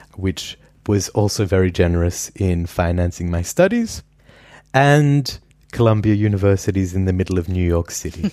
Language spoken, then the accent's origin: English; Perth, Western Australia, Australia; now in Vienna, Austria; I grew up in Perth, Western Australia, which is the world's most isolated city